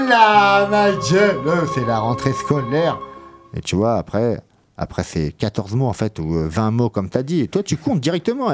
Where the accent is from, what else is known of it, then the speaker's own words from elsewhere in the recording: Poitiers, Nouvelle-Aquitaine, France; j'étais Henri IV aussi